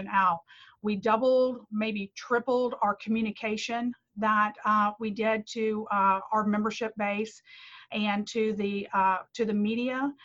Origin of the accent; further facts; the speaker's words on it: Bossier City, Louisiana, United States; I love taking care of my hometown